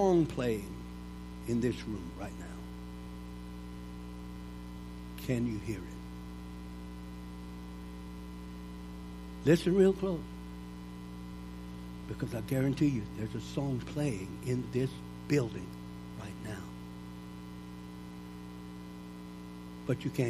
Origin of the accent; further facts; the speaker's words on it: Louisiana, United States; I was raised in Louisiana